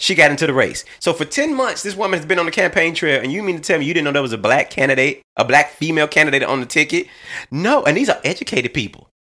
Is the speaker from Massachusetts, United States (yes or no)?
no; Little Rock, Arkansas, United States; I'm from Little Rock, Arkansas